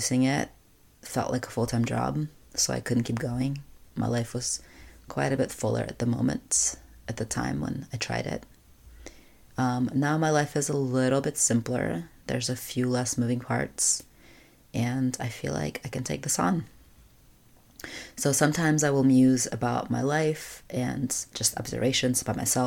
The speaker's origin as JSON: {"language": "English", "country": "Russia", "tie": "born or raised there", "moved": "yes", "said": "When I was growing up in Russia, I'm an only child"}